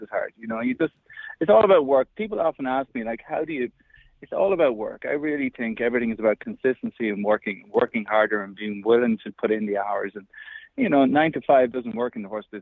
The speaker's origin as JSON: {"language": "English", "country": "Ireland", "tie": "born or raised there", "said": "I grew up in Ireland. I was born and raised in Ireland on a sheep and cattle"}